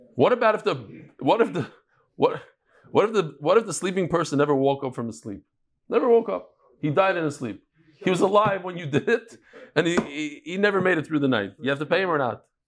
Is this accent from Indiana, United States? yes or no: no; New York, United States; now in Israel; I'm from New York